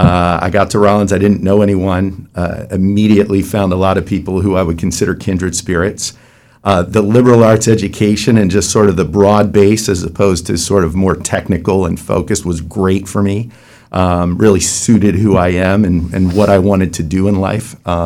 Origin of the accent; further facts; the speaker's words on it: Newtown, Pennsylvania, United States; moved away as an adult; So I grew up in a little town, Newtown, in Bucks County near Philadelphia.